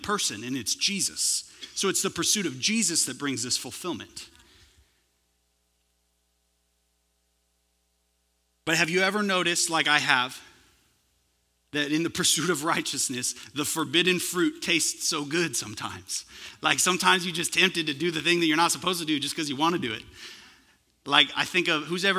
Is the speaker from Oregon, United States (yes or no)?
no; California, United States; now in Texas, United States; I'm originally from California